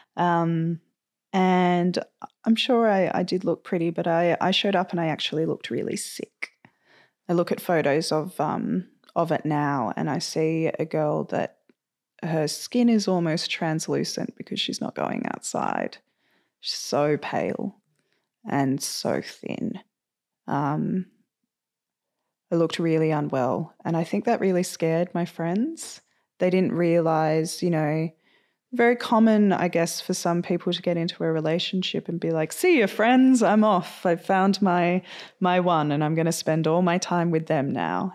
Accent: Sydney, New South Wales, Australia; I was born and raised in Sydney. I spent uh, the majority of my time growing up on the lower north shore of Sydney

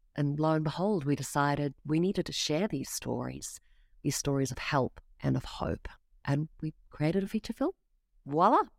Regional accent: South Africa; now in Australia; I grew up in South Africa

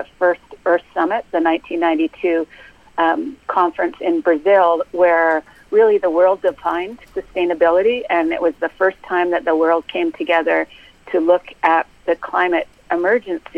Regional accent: Canada; now in United States; I am Canadian, working as a policy analyst

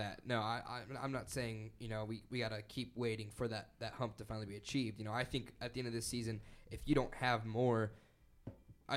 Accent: El Paso, Texas, United States; I grew up in El Paso

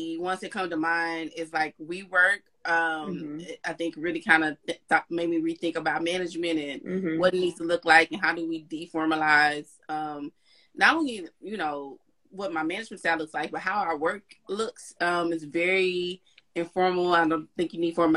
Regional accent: Texas, United States; I'm from Texas. I'm from the South.

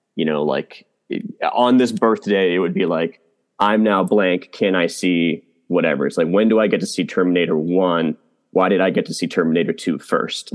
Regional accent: Massachusetts, United States; moved away; I'm also from Massachusetts

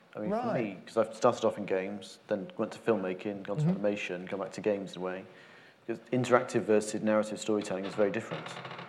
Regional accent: Wales, United Kingdom; I come from Wales

